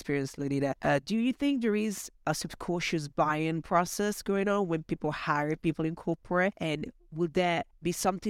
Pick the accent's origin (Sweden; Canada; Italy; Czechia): Italy; English is a second language; also born or lived in United Kingdom; Talking about accents, I'm Italian and I lived in the UK for 10 years, so my accent is a little bit of both.